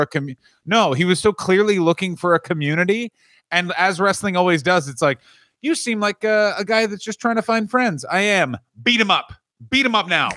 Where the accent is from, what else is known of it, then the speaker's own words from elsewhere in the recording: Ottawa, Ontario, Canada; my hometown, the capital of Canada